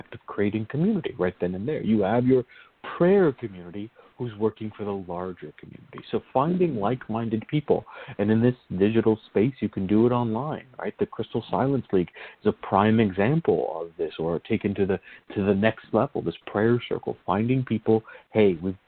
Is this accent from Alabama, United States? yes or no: no; Virginia, United States; I grew up in Virginia